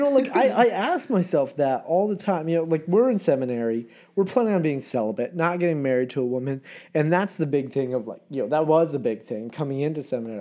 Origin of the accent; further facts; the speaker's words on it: Vermont, United States; moved away; I'm at home, Vermont, on the farm